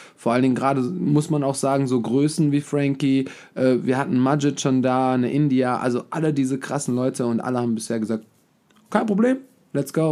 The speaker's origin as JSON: {"language": "German", "town": "Hachenburg", "region": "Rhineland-Palatinate", "country": "Germany"}